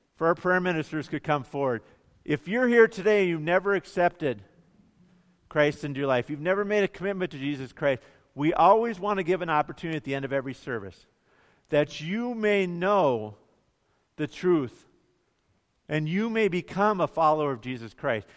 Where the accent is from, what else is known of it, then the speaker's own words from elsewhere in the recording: Bemidji, Minnesota, United States; growing up in Bemidji